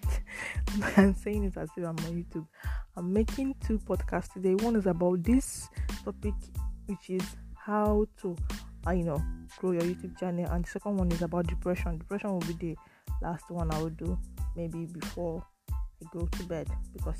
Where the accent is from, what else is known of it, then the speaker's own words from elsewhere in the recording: Nigeria; now in Italy; I live in Italy but I'm from Nigeria